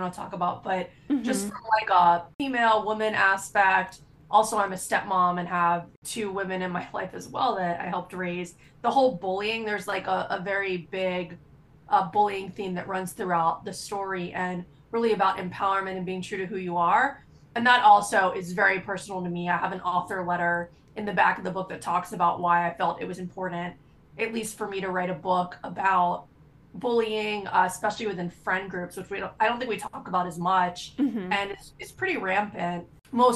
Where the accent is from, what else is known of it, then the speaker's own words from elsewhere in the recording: Florida, United States; I grew up in Florida. I lived through tons of hurricanes.